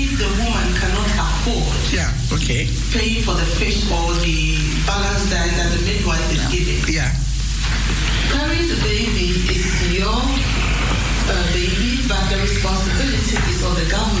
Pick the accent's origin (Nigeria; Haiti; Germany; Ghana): Ghana; also born or lived in Netherlands; I'm a Ghanaian, and I did my schooling in the Netherlands, so I'm constituting two cultures.